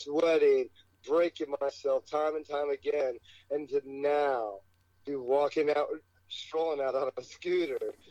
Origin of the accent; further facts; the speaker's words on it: Allentown, Pennsylvania, United States; now in Las Vegas, United States; I'm born in Allentown, but I'm fighting out of Las Vegas, Nevada.